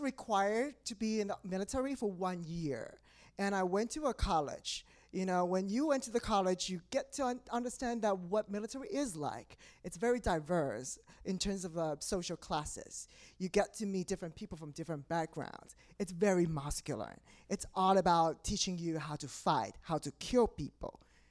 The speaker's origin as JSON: {"language": "English", "country": "Taiwan", "moved": "as an adult", "lives_now": "New York, United States", "said": "I am originally from Taiwan. So I relocated 7 years ago"}